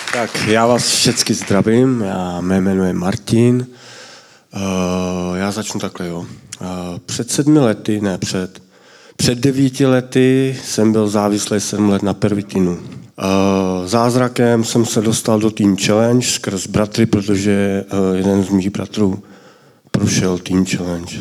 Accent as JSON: {"language": "Czech", "town": "Mladá Boleslav", "region": "Central Bohemian Region", "country": "Czechia", "said": "já jsem z Mladé Boleslavy"}